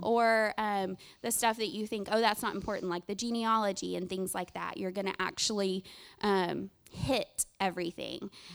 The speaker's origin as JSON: {"language": "English", "town": "Greenville", "country": "United States", "moved": "yes", "lives_now": "Round Rock, United States", "said": "I'm originally from this area. I'm from Greenville"}